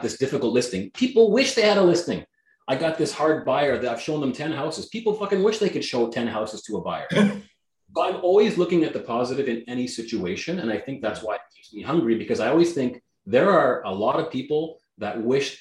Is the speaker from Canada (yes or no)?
yes; Canada; first language Greek; English is a second language; even though I was born in Canada, my first language out of my mouth was Greek